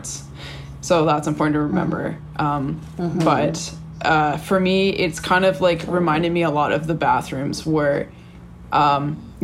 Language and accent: English; Canada; moved away; being Canadian